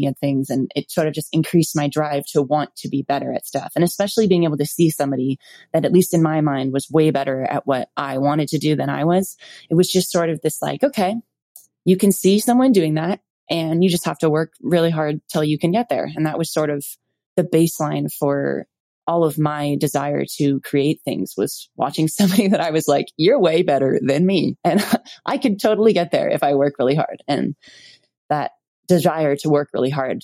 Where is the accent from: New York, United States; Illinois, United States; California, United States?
California, United States; Malibu; I was born in Malibu, California